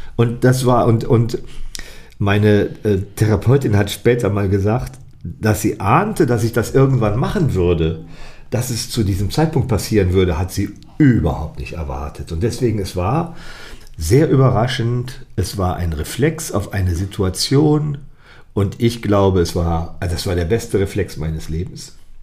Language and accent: German; Ratingen, North Rhine-Westphalia, Germany; es war ja in meiner Heimatstadt